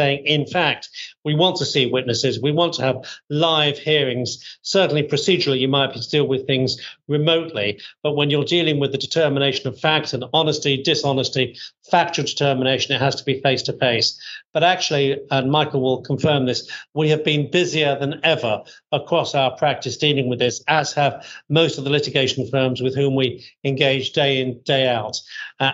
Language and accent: English; United Kingdom